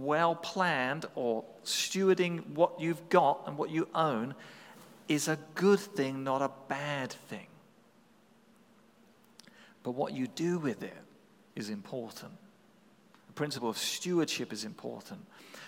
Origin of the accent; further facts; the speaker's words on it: England, United Kingdom; as an Englishman